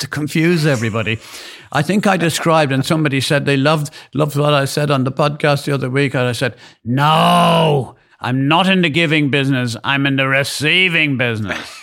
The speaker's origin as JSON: {"language": "English", "country": "Ireland", "said": "being Irish"}